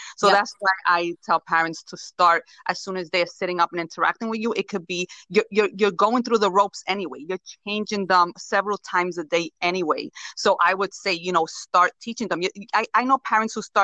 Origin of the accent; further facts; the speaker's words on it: Puerto Rico; moved away; I come from Puerto Rico